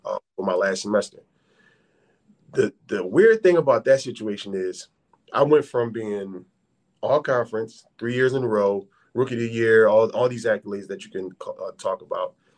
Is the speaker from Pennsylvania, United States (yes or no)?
yes; Philadelphia, Pennsylvania, United States; I'm from Philadelphia.